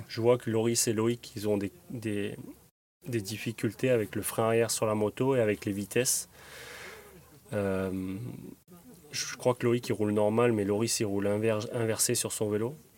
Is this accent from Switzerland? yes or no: no; Draguignan, Provence-Alpes-Côte d'Azur, France; Je suis natif de Draguignan dans le Var